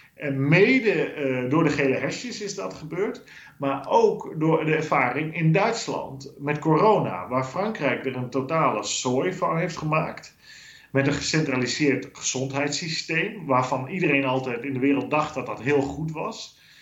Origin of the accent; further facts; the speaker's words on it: Netherlands; now in Brussels, Belgium; als Nederlanders